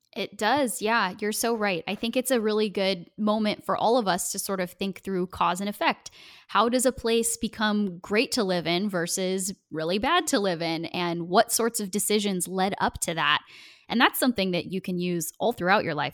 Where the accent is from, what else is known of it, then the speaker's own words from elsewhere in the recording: Portland, Oregon, United States; moved away as an adult; also born or lived in Washington, D.C.; now in Tennessee, United States; Portland area